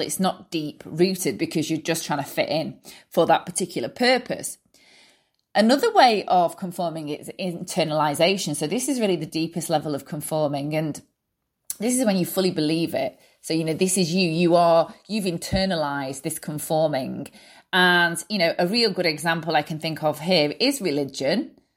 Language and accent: English; Manchester, North West England, United Kingdom; I'm from Manchester, U K